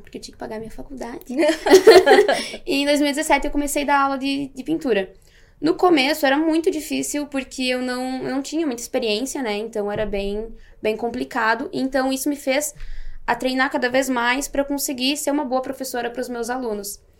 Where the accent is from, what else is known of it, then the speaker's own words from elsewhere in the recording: Marau, Rio Grande do Sul, Brazil; eu sou natural de Marau, Rio Grande do Sul